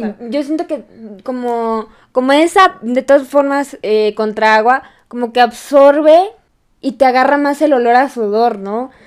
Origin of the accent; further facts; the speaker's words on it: Mexico; nosotras en México